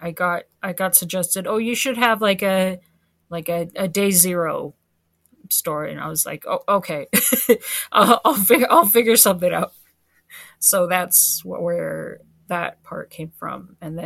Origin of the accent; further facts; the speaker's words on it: Canada; I'm Canadian